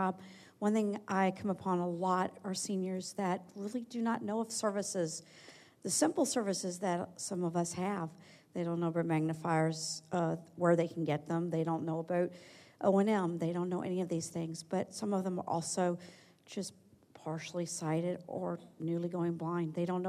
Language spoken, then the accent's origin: English; Alexandria, Virginia, United States; I'm from Alexandria, Virginia.